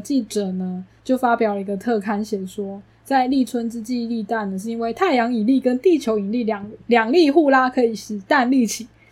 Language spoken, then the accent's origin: Chinese; Taichung, Taiwan; moved away; 身为一个台中人呢，就会很需要东泉辣椒酱嘛